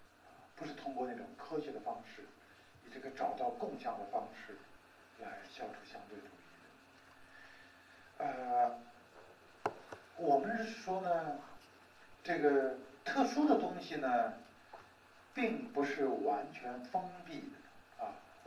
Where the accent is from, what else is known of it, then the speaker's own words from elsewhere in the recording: China; 我们中国人有中国人权观